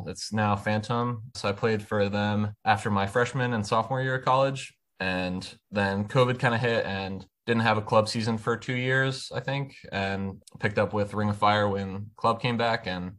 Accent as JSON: {"language": "English", "town": "Philadelphia", "region": "Pennsylvania", "country": "United States", "tie": "born or raised there", "also_born_or_lived": "New Jersey", "moved": "as an adult", "lives_now": "North Carolina, United States", "said": "I'm from the Philly area originally. So like Philly suburbs, that's where I started playing and moved down here for school at State."}